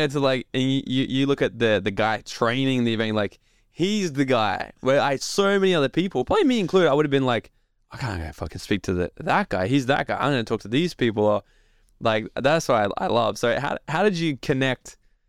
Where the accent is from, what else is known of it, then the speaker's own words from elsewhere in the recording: Australia; 70. Oh, I'm Australian.